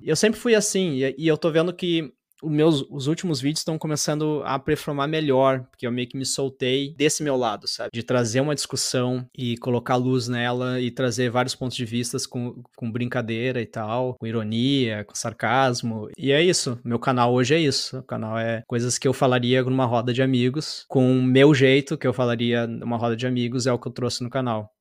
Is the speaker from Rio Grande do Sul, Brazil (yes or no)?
yes; São Jerônimo, Rio Grande do Sul, Brazil; moved away; also born or lived in Porto Alegre; São Jerônimo, interior. Eu sou do interior do, do Rio Grande do ah, Sul.